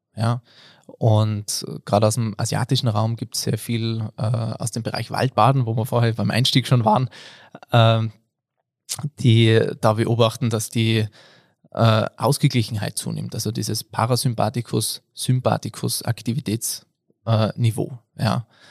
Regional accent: Innsbruck, Tyrol area, Austria; now in Patsch, Austria; Ich äh, bin da aus der Tiroler Gegend, Innsbruck, Patsch wohne ich jetzt

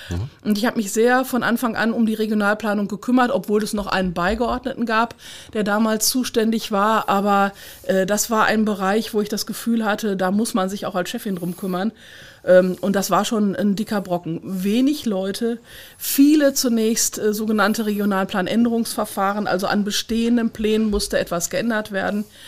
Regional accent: eastern Ruhr area, Kreis Unna, North Rhine-Westphalia, Germany; Ich komme ja aus dem östlichen Ruhrgebiet. Ich bin ja ein Kind des Ruhrgebiets.

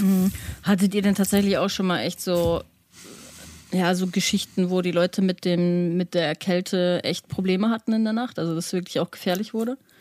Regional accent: Germany; wenn du als Deutscher hinkommst, ich meine, ich komme generell vom Land

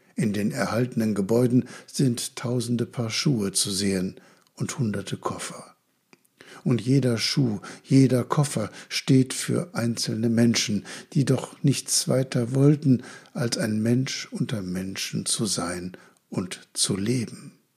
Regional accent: Germany; Als Deutsche

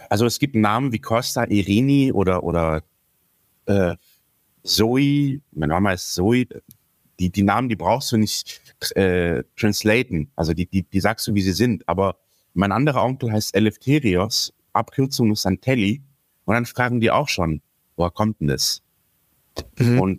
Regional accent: Greece; Und ich habe mich persönlich dort schon als Grieche gefühlt.

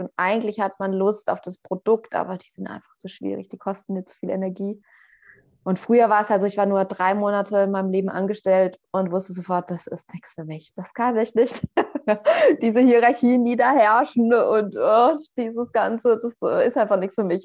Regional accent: Northern Bavaria, Germany; also born or lived in Berlin; now in Portugal; Ich bin auch äh, so in, in Nordbayern, in einer Kleinstadt aufgewachsen

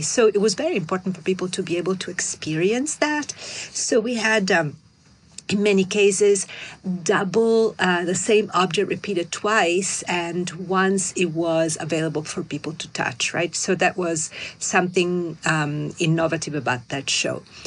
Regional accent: Milan, Lombardy, Italy; now in New York, United States; I'm from Milan. I look like a Milanese.

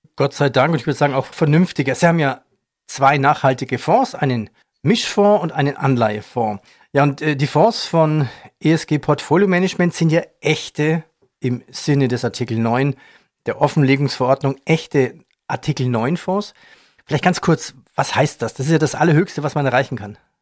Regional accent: Germany; Bei uns in Deutschland

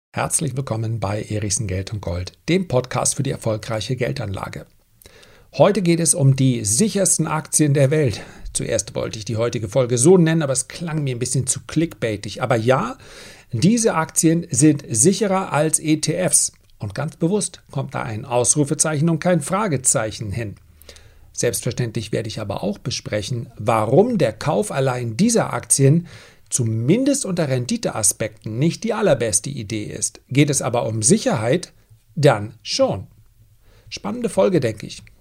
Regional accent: Flensburg, Schleswig-Holstein, Germany; ich komme aus Flensburg und ich studiere Sport

